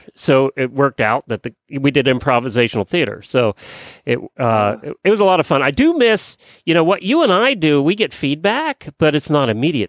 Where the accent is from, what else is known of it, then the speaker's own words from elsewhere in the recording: Lancaster County, Pennsylvania, United States; I grew up in Lancaster County, Pennsylvania.